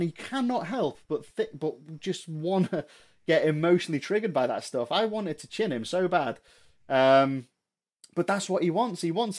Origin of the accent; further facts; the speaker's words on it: Chester, North West England, United Kingdom; also born or lived in Ellesmere Port; now in Bootle, United Kingdom; I'm not, I suppose, technically from Liverpool. I was born and raised in Chester. Lived in Ellesmereport. My family is Scouse. Like, my mum is from Bootle, my dad is from Kirby.